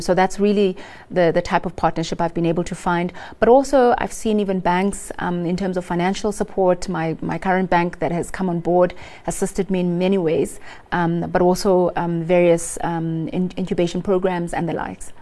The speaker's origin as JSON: {"language": "English", "town": "Lusikisiki", "region": "Eastern Cape", "country": "South Africa", "said": "I come from Lusikisiki in the Eastern Cape, um, very rural"}